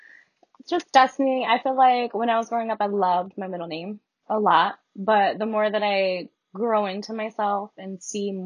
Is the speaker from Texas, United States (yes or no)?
no; Milford, Connecticut, United States; also born or lived in Stratford, Connecticut; I grew up in Milford, and I moved to Stratford my sophomore year.